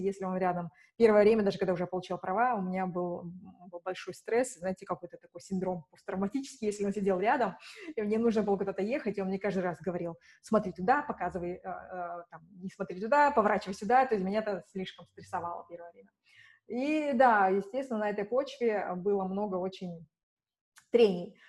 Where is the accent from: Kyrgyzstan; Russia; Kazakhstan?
Kazakhstan; Shymkent; moved away as an adult; also born or lived in Budapest; в моем родном городе, в Шимкенте